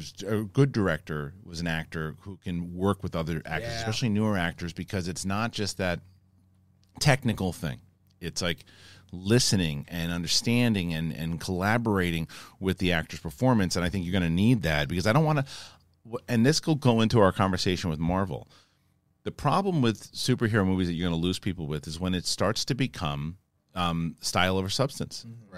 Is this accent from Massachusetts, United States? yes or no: yes; Boston, Massachusetts, United States; I'm definitely from Boston, and all that stuff too.